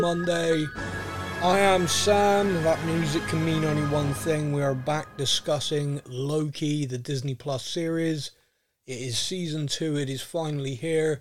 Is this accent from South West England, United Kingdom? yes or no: yes; Bristol, South West England, United Kingdom; I'm being from Bristol